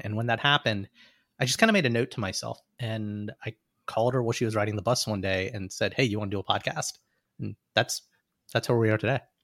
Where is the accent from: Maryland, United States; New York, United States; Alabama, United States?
Alabama, United States; accent: Southern; moved away as an adult; also born or lived in Cincinnati; I'm a kid from Alabama